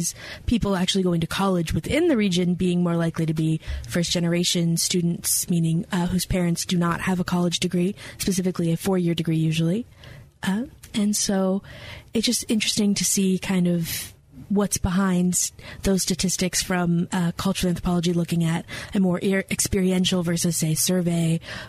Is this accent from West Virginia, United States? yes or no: yes; West Virginia, United States; moved away as an adult; also born or lived in Lexington, Kentucky; now in Hendersonville, United States; I grew up in West Virginia. I grew up in the only state that is entirely within Appalachia.